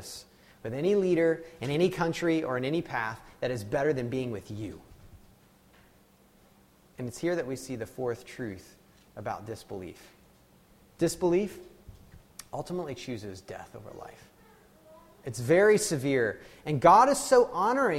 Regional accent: United States; I'm an American, you know, I'm married an American.

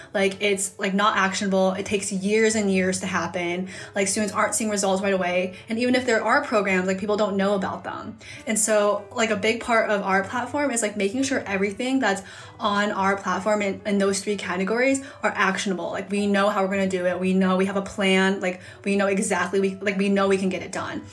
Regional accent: Hudson, Ohio, United States; I'm from outside of Cleveland, Ohio um, in a small town called Hudson

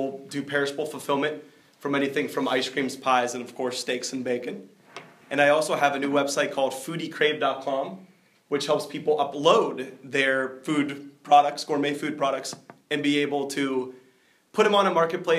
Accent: Youngstown, Ohio, United States

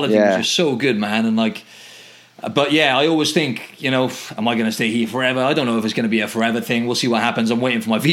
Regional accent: Wales, United Kingdom; now in Australia; We're both from Wales

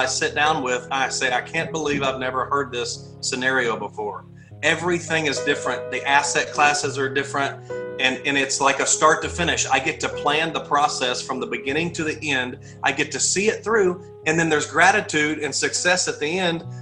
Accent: Texas, United States; born or raised there; moved away as an adult; also born or lived in Clarksville, Tennessee

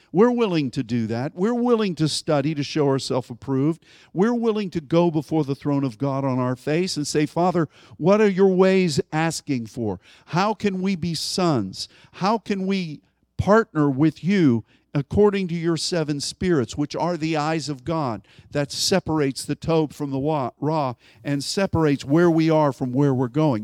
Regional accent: United States; as an American

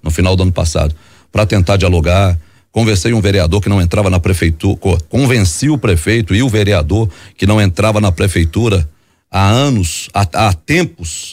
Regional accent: Belo Horizonte, Minas Gerais, Brazil; lá eu nasci no, na Concórdia, no, é, que é um dos bairros tradicionais de Belo Horizonte

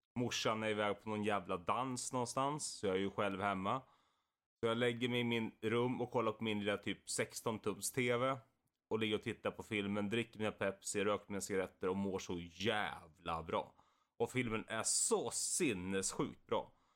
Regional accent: Valla, Sweden; var vi på fritidsgården i Valla, där jag kommer ifrån

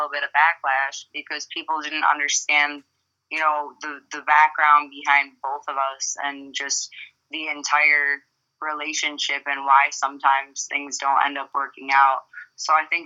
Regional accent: Detroit, Michigan, United States; moved away as an adult; also born or lived in Broward County, Florida; now in Florida, United States; I moved down here about 6 years ago. I'm from Detroit, Michigan, originally.

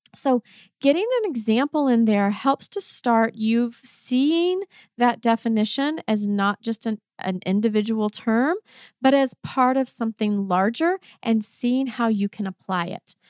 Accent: Texas, United States; accent: Texan; first language English; a Texan, Texan accent

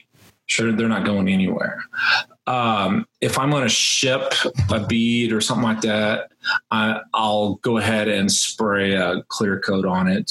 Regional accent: Texas, United States; I grew up in Texas

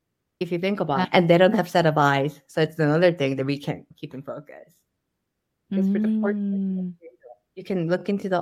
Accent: Ohio, United States; also born or lived in New York; now in Seoul, South Korea; I didn't realize that's what I grew up with in Ohio. And then Ohio, Lake Erie, and then it has the biggest national park.

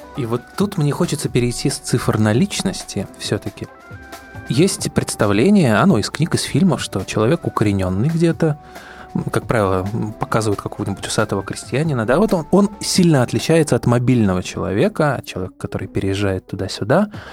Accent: Saint Petersburg, Russia; now in Moscow, Russia; Я родился в Ленинграде, живу в Москве

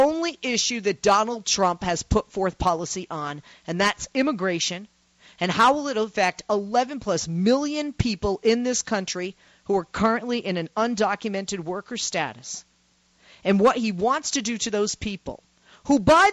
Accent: Boston, Massachusetts, United States; moved away; also born or lived in Chicago, Illinois; I'm from Boston, Massachusetts

